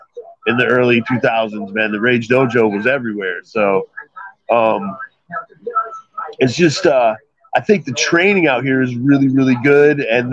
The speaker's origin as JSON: {"language": "English", "region": "upstate New York", "country": "United States", "tie": "born or raised there", "moved": "yes", "lives_now": "Indiana, United States", "said": "So I grew up on the East Coast, upstate New York, actually."}